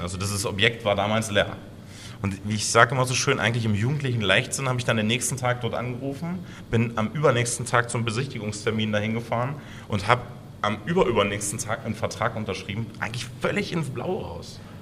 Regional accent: Blankenburg, Saxony-Anhalt, Germany; in meinem Heimatort Blankenburg

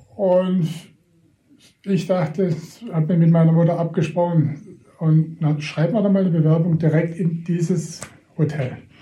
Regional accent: between Reutlingen and Tübingen, Baden-Württemberg, Germany; also born or lived in Baiersbronn; da wo ich äh, geboren wurde oder aufgewachsen bin in Mannwald, das ist zwischen Reutlingen und Tübingen

